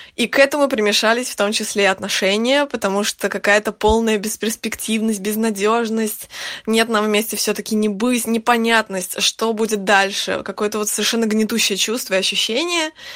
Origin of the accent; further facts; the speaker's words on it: Saint Petersburg, Russia; moved away as an adult; now in Spain; Я уже больше семи лет живу за границей, но сама я из Петербурга